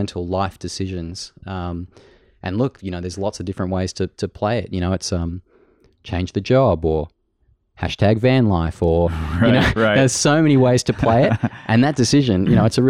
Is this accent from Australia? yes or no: yes; Australia; accent: Aussie